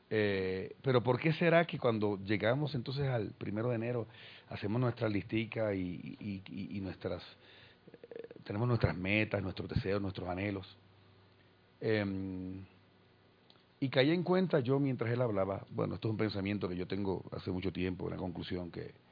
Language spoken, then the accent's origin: Spanish; Puerto Rico; se me escapa alguna pronunciación extraña es porque no soy colombiano o alguna palabra extraña como todavía a estas alturas me sucede. Soy de Puerto Rico.